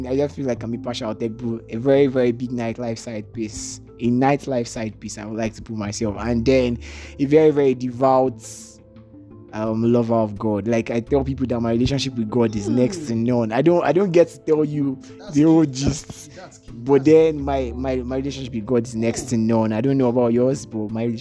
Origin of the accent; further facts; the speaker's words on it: Lagos, Nigeria; also born or lived in Anambra; I was born in Lagos. I did primary schooling in Lagos. I went to secondary schooling in the east as well. I did it in Anambra and partially in Lagos as well